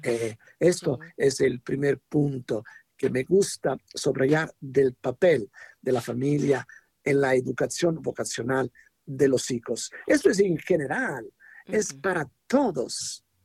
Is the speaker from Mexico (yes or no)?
no; Italy; Spanish is a second language; moved away; en italiano decimos